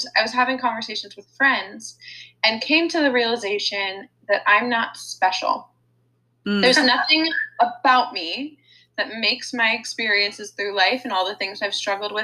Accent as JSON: {"language": "English", "area": "D.C.", "region": "District of Columbia", "country": "United States", "tie": "born or raised there", "moved": "as an adult", "lives_now": "Los Angeles, United States", "said": "I grew up outside Washington, D.C."}